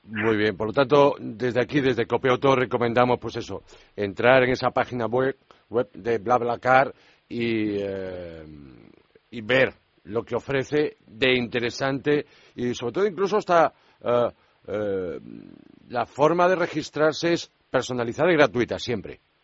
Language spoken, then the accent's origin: Spanish; Vigo, Galicia, Spain; now in Madrid, Spain; me voy a ir de Madrid a mi tierra, a Vigo